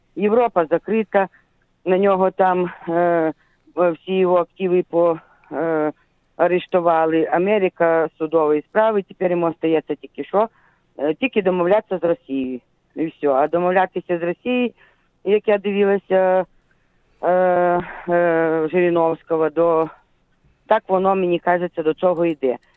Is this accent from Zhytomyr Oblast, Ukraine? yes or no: yes; Zhytomyr Oblast, Ukraine; Я Житомирська область